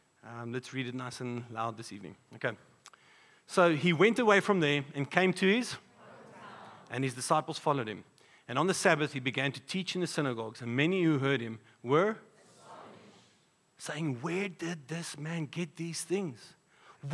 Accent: Polokwane, Limpopo, South Africa; now in Pretoria, South Africa; growing up in Polokwane, we would come to Pretoria and play sports here.

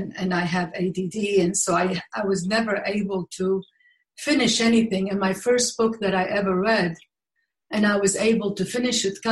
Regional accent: Baghdad, Baghdad Governorate, Iraq; moved away; I was born in Baghdad, Iraq

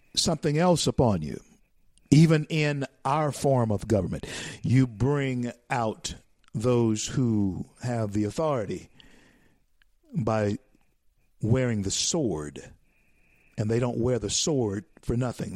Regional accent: Louisiana, United States; moved away; I was born in Louisiana and born and raised raised in Louisiana

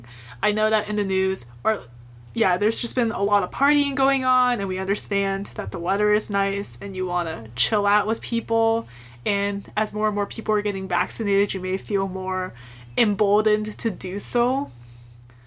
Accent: Portland, Oregon, United States; I'm from Portland

